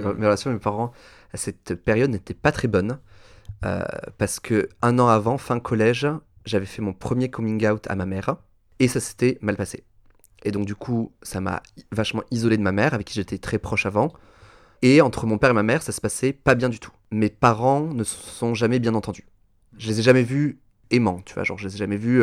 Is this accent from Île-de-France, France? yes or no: no; Toulouse, Occitania, France; je suis né à Toulouse, dans le magnifique département de la Haute-Garonne, dans la région Midi-Pyrénées